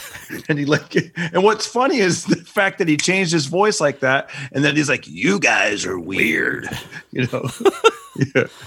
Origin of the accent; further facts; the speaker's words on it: Fresno, California, United States; my hometown of Fresno